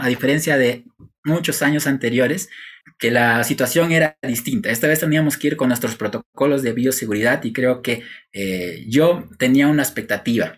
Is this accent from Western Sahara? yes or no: no; Peru; cumplimos como ciudadanos peruanos